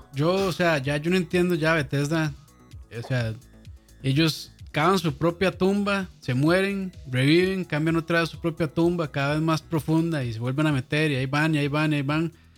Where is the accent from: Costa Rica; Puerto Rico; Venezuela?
Costa Rica; aquí en Costa Rica